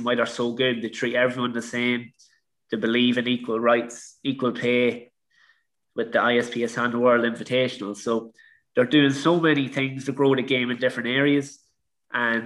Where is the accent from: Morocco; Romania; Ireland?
Ireland; growing up in Ireland, I was a good amateur player